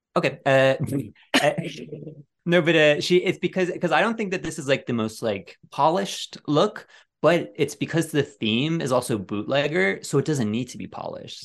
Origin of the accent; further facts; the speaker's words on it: Ireland; I'm being bullied for being Irish.